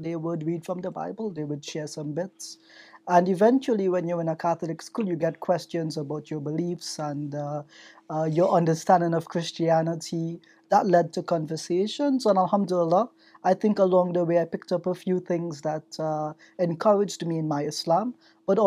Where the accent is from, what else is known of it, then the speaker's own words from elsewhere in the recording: Trinidad & Tobago; accent: strong Trinidad accent; now in Canada; I'm from Trinidad and Tobago